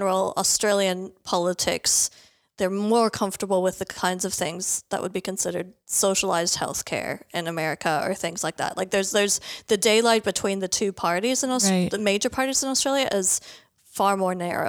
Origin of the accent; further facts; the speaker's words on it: Minnesota, United States; from my home state of Minnesota.